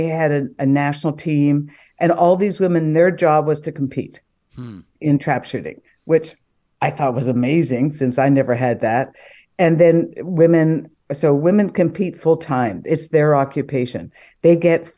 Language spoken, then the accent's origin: English; Edmonton, Alberta, Canada; also born or lived in Calgary, Canada; I grew up in Calgary and then in Edmonton, and I played junior high sport.